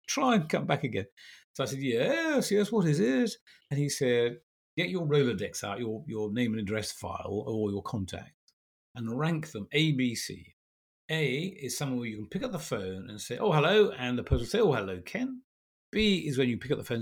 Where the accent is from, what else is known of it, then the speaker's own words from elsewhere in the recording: England, United Kingdom; also born or lived in Belgium / America; My family and I lived in Belgium. We're English